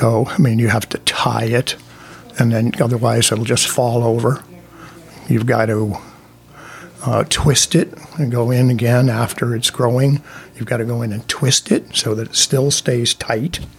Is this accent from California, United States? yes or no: no; Windsor, Connecticut, United States; I'm from Windsor. I live in Windsor.